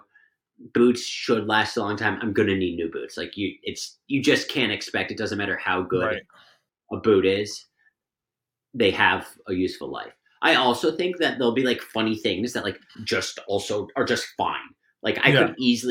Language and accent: English; Bedford, Massachusetts, United States; we both grew up like a town away from each other in Massachusetts